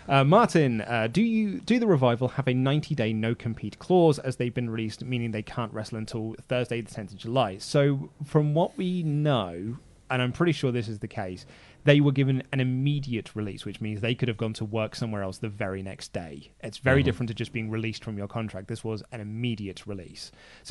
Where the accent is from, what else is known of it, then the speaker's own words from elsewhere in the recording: Ireland; One more thing, Ollie, please use a Guinness glass. It looks wrong. I'm Irish.